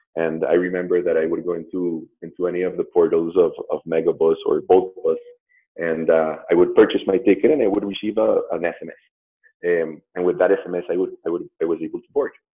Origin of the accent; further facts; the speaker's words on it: Colombia; moved away as an adult; also born or lived in New York / Boston / Mexico; I'm from Colombia. Um, I've been living abroad um, from Colombia like over 16 years